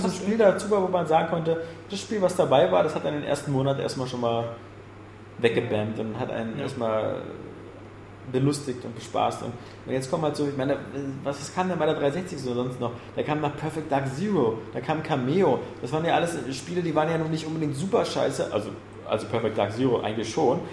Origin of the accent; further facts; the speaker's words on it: Germany; als Deutsche